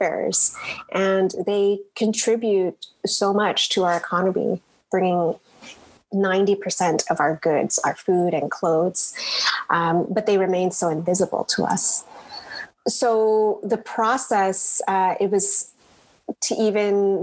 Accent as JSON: {"language": "English", "area": "Lower Mainland", "region": "British Columbia", "country": "Canada", "tie": "born or raised there", "also_born_or_lived": "United States / Brunei", "said": "I immigrated to Canada 30 years ago. And so the Lower Mainland has been my home, the only home I've really known"}